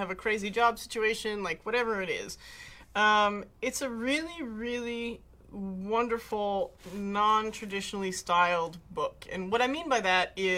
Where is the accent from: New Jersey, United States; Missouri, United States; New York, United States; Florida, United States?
New Jersey, United States; I am from New Jersey